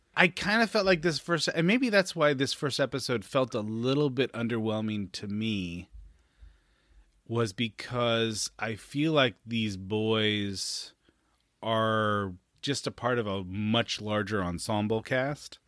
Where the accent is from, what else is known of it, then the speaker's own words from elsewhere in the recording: Northern California, United States; growing up in Northern California